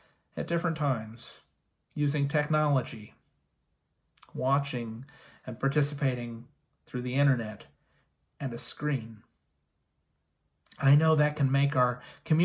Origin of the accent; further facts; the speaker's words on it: Indianapolis, Indiana, United States; moved away; also born or lived in Kansas City; I'm from Indianapolis